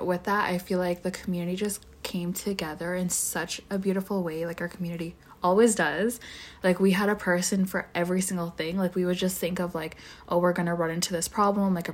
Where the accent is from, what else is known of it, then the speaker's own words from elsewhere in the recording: Edmonton, Alberta, Canada; I'm from Edmonton